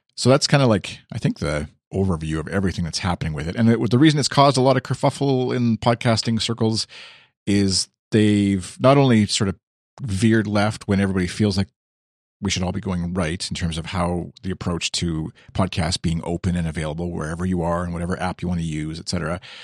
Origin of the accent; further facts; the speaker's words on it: Canada; I as the Canadian